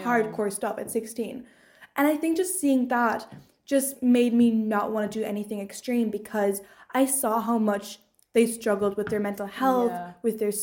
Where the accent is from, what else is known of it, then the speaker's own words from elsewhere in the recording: Hamburg, Germany; moved away as an adult; now in Galway, Ireland; I grew up in Hamburg